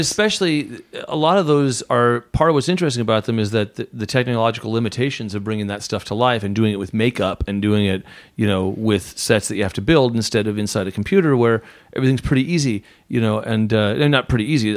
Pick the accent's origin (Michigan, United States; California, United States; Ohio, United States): California, United States; Southern; I grew up in Southern California